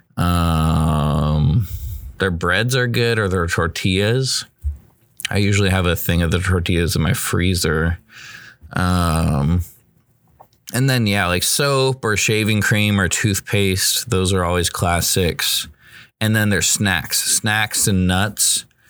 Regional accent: United States; I'm an American

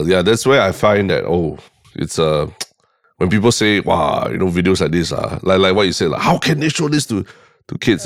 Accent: Singapore; I was from Catholic High Primary

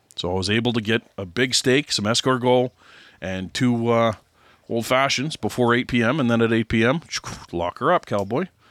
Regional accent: Canada

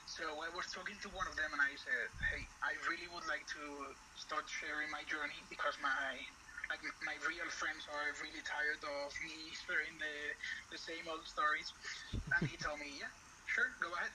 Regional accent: Madrid, Community of Madrid, Spain; English is a second language; also born or lived in United States; growing up in Madrid in a, this like calm place

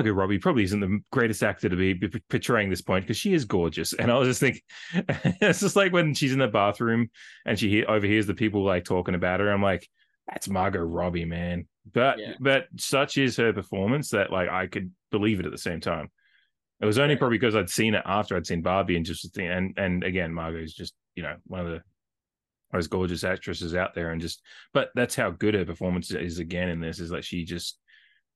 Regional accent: Australia; as me and as an Australian

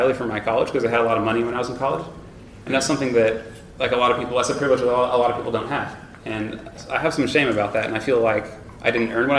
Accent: Tyler, Texas, United States; I grew up in Tyler, Texas, on like a wealthy white

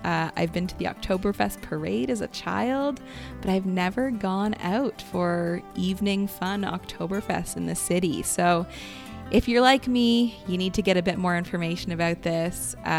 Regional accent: Kitchener, Ontario, Canada; we would always tell people that we're from Kitchener

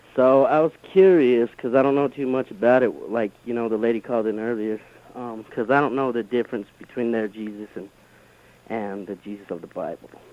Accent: Utah, United States; I grew up in Utah

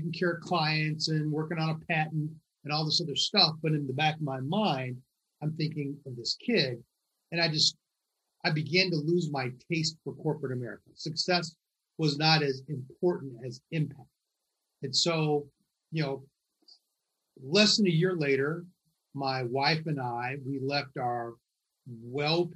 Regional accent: Michigan, United States; now in New York, United States; I grew up in Michigan, only child

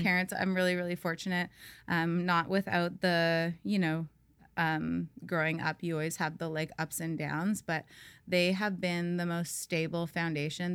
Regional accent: Saskatoon, Saskatchewan, Canada; now in Tofino, Canada; I grew up in Saskatchewan, um, the middle of Canada.

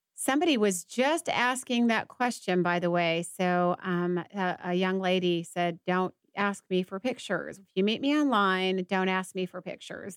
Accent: Atlanta, Georgia, United States; now in Dallas, United States; I'm from Atlanta, and I've I grew up on the East Coast

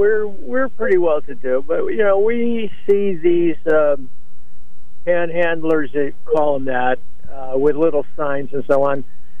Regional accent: Waterbury, Connecticut, United States; I had the same experience growing up in Waterbury.

